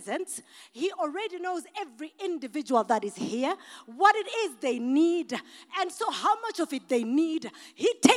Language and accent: English; Masvingo, Zimbabwe; I'm African from Mashingo